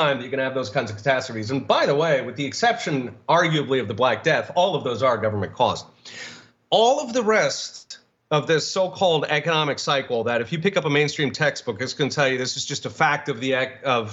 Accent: Philadelphia, Pennsylvania, United States; I grew up in Philadelphia

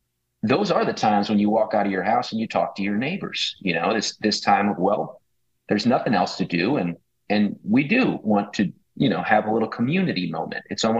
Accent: Metairie, Louisiana, United States; also born or lived in New Orleans; Yeah, I grew up in the burb. Grew up in Metairie, which is, 10 minutes from where I live now in the Irish Channel in New Orleans. And it was suburb life.

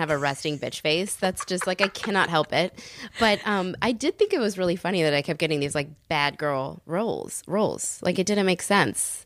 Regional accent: San Francisco, California, United States; moved away; I grew up in San Francisco

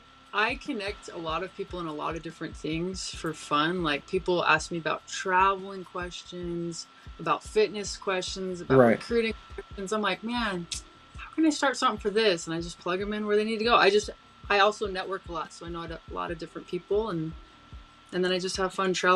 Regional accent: Utah, United States

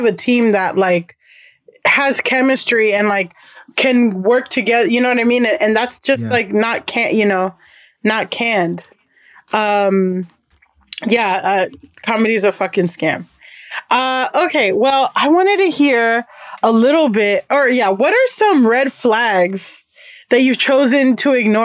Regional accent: Miami, Florida, United States; moved away as an adult; now in New York City, United States; I grew up in Miami, and a lot of my friends are Black and Latino

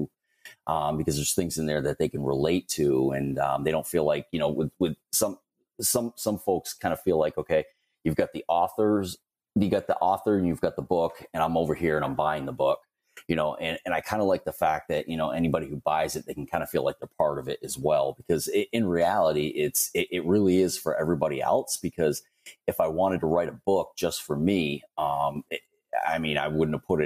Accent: Northern Vermont, United States; I was born and raised in Vermont

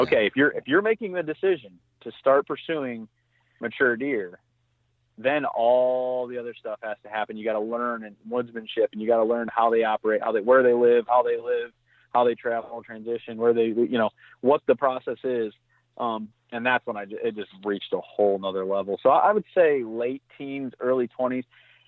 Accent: Michigan, United States; I mean, again, growing up in Southwest Michigan, and I say big mature, I mean, he's 140 inch 9 pointer.

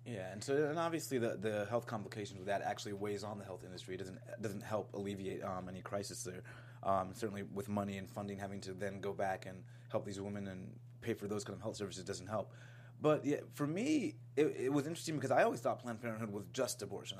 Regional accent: Florida, United States; I grew up in Florida

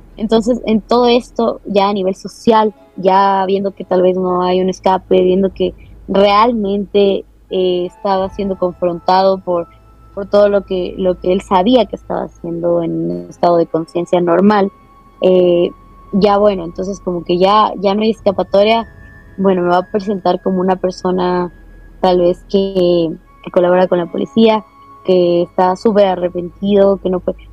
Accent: Ecuador; como ecuatorianos

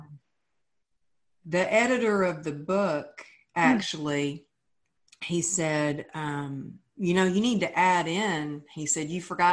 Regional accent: Texas, United States; moved away as an adult; now in California, United States; as a Texan, as a girl who grew up with, you know, sayings like cowgirl up

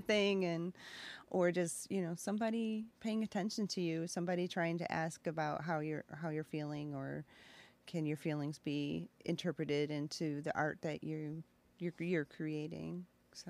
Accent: Gasport, New York, United States; now in Aurora, Illinois, United States; I grew up near Buffalo.

